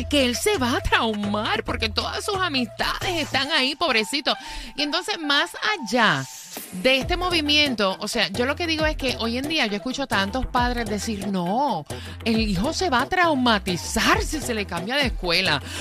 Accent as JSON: {"language": "Spanish", "country": "Puerto Rico", "moved": "as an adult", "said": "cuando a mí me ofrecieron trabajo acá en los Estados Unidos, que yo me fui de Puerto Rico, mi nena mayor tenía nueve años."}